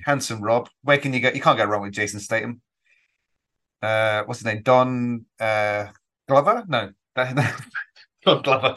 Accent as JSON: {"language": "English", "region": "England", "country": "United Kingdom", "said": "I'm an Englishman"}